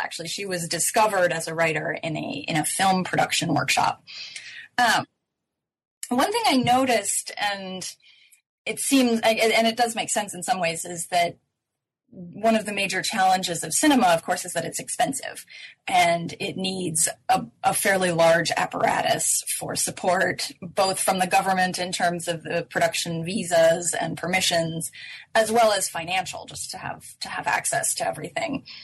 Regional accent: United States; being American

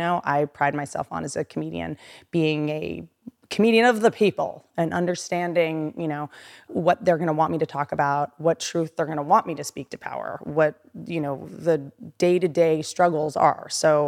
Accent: Appalachia, United States; also born or lived in Washington D.C. / Virginia; I also come from nothing, you know. I come from Appalachia.

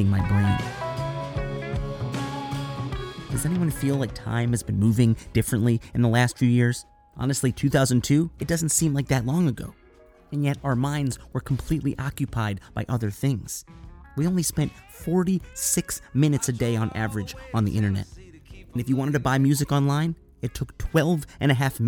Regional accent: Evanston, Illinois, United States; my hometown of Evanston, Illinois

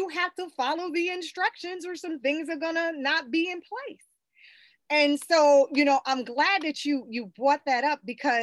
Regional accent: South Carolina, United States; I grew up in the South, born and raised in South Carolina

